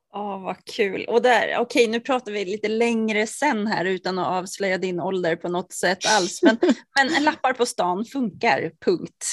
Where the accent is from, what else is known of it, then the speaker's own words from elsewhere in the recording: Norrtälje, Stockholm County, Sweden; vi kommer från Norrtälje båda två